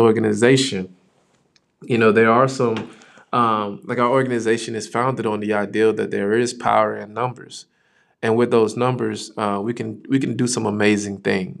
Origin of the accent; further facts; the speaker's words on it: West Palm Beach, Florida, United States; moved away as an adult; now in Topeka, United States; where I'm from, I am from West Palm Beach, Florida